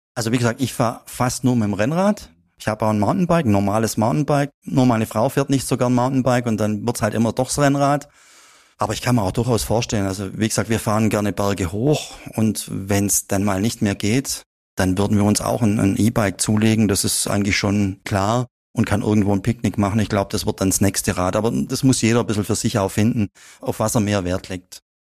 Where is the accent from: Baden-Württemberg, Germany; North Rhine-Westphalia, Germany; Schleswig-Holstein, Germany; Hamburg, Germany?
Baden-Württemberg, Germany; Upper Swabia; hat es mich wieder zurück nach Oberschwaben äh, gezogen und seitdem wohne ich eigentlich praktisch nebendran, wo ich aufgewachsen bin.